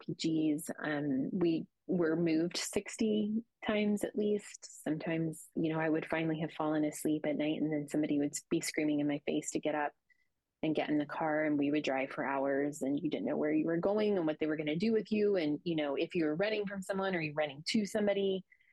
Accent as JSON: {"language": "English", "country": "United States", "said": "being an American woman"}